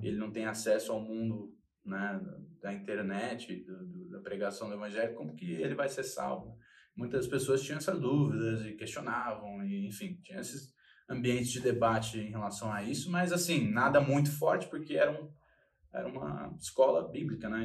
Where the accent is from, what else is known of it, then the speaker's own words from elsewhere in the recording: São Paulo, Brazil; eu sou de São Paulo